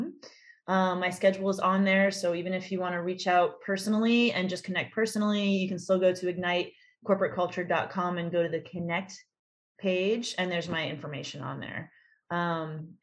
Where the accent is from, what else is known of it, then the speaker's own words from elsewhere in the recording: United States; I'm an American girl